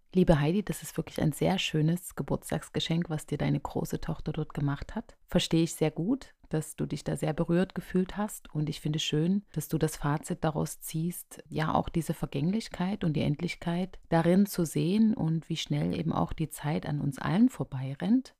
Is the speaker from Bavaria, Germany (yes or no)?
no; Radebeul, Saxony, Germany; ich komme aus dem Osten, ganz genau komme ich aus Radebeul in der Nähe von Dresden und hier bin ich groß geworden